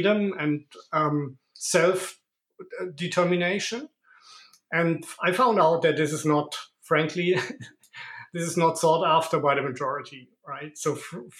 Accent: Germany; moved away as an adult; now in Monaco; I'm originally from Germany, but I immigrated to Monaco 5 years ago.

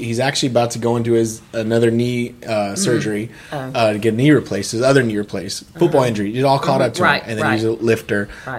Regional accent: Aurora, Colorado, United States; I'm from Aurora.

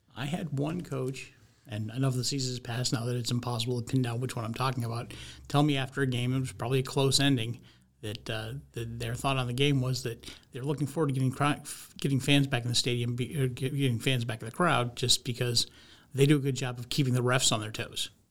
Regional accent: Vermont, United States; moved away; I grew up in Vermont

